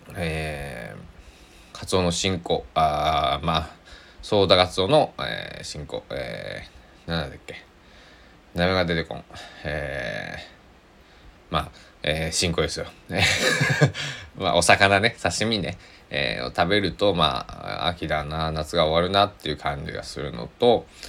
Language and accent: Japanese; Kochi, Japan; now in Takamatsu, Japan; 僕は生まれ育った高知県佐々木市っていうところ